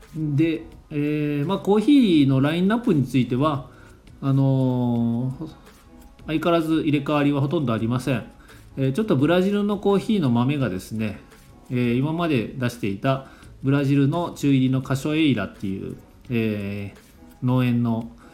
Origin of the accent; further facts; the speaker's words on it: Kumamoto, Japan; 地元の熊本の番組